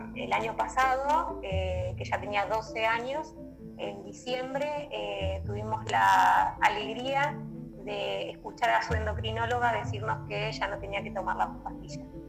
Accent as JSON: {"language": "Spanish", "town": "Bella Vista", "region": "Buenos Aires Province", "country": "Argentina", "said": "yo soy de Bellavista, eh, la zona San Miguel en Buenos Aires, en el Gran Buenos Aires"}